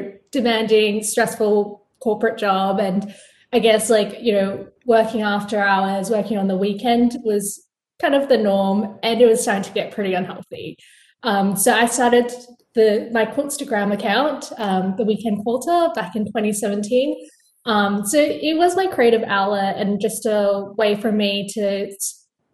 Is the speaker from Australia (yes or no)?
yes; Perth, Western Australia, Australia; now in New York City, United States; I'm originally from Perth, Australia. So you can probably hear it in my voice. But now I'm based in New York City